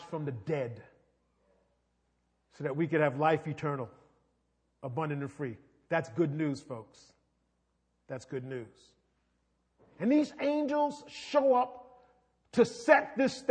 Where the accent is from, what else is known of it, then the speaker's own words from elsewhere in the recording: New York City, New York, United States; I'm from New York. When you grow up in New York City